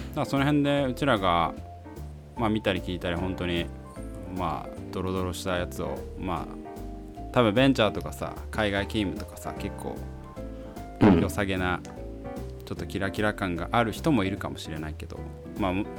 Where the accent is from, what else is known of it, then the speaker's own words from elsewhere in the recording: Saitama, Japan; 生まれも育ちもまあ大体あの埼玉だったから首都圏にはいつつもまあ東京ではなく